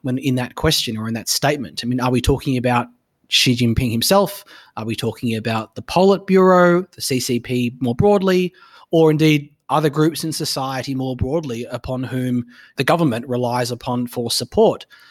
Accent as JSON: {"language": "English", "country": "Australia"}